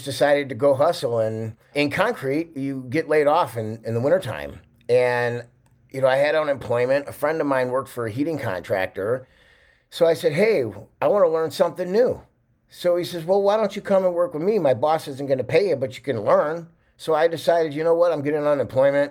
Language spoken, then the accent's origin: English; Chicago, Illinois, United States; also born or lived in California; I grew up in Chicago in 1978. I was born